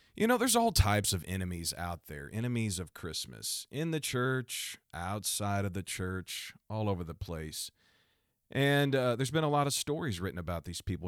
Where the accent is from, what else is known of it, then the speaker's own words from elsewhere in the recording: Missouri, United States; my home state is Missouri